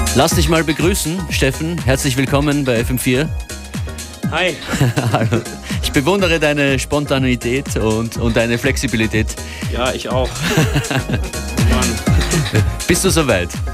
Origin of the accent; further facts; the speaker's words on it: Hamburg, Germany; now in Berlin, Germany; ich bin ursprünglich aus Hamburg